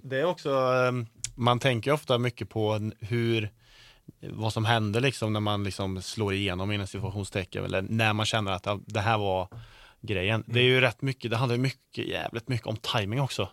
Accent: Karlstad, Värmland, Sweden; folk kallar mig för bonde för att jag kommer från Karlstad

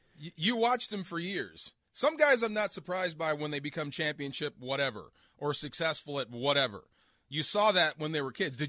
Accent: East Bay, California, United States; now in Los Angeles, United States; I grew up in the East Bay.

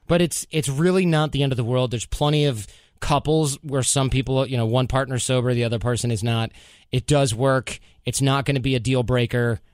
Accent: United States

